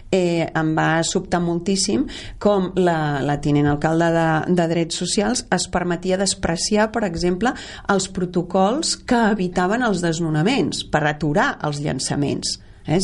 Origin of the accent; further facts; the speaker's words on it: Catalonia, Spain; això és Catalunya, i així som els catalans